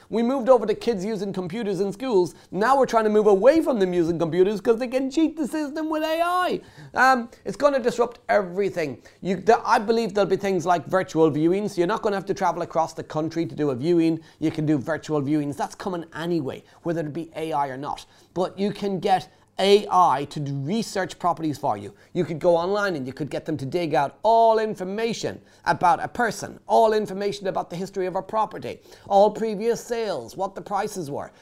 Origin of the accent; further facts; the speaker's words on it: Ireland; now in United Kingdom; I grew up in Ireland, I moved to the UK